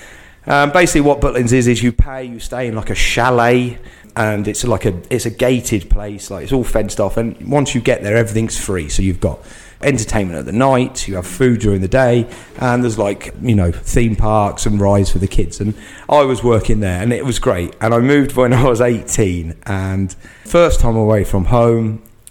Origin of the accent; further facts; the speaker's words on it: Market Harborough, East Midlands, United Kingdom; moved away as an adult; also born or lived in Scotland / Spain; We're actually from Leicestershire. So I'm from a place called Market Harborough. And yeah, so my town where I was born, it's about 30 miles outside, but it still is in Leicestershire. It's quite a big county.